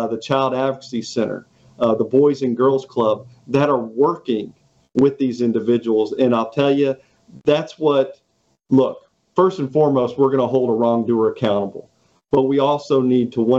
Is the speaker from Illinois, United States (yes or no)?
yes; Southern Illinois, United States; moved away as an adult; also born or lived in Canton, Mississippi; now in Mississippi Gulf Coast, United States; So I actually went to high school up in Southern Illinois